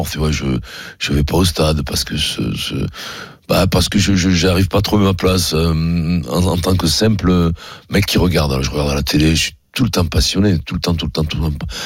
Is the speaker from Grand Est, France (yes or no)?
no; Paris, Île-de-France, France; born there; Oui, je suis né à Paris.